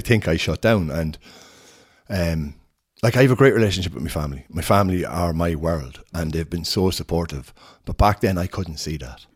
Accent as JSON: {"language": "English", "town": "Sligo", "region": "Connacht", "country": "Ireland", "tie": "born or raised there", "also_born_or_lived": "Scotland / London", "said": "I'm from Sligo, um, originally from Sligo, grew up here. I lived here until I was twenty and then moved to Scotland."}